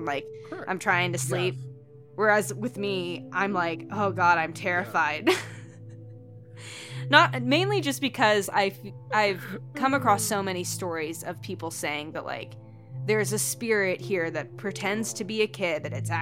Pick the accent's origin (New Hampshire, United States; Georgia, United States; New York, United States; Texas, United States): Georgia, United States; now in Montana, United States; I live obviously up here in Montana, but I'm from Georgia